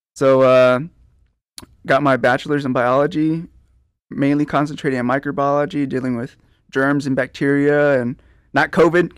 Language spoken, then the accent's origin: English; Pleasanton, Texas, United States; I'm from Pleasanton, uh, born and raised, graduated from Pleasanton High School